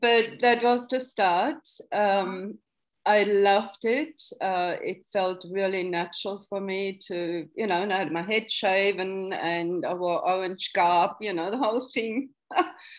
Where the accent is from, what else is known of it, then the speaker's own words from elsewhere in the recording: Germany; moved away; growing up in West Germany